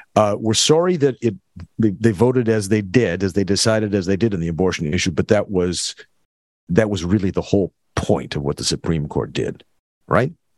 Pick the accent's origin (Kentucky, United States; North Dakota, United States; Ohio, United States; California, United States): North Dakota, United States; now in Minneapolis, United States; I grew up in North Dakota.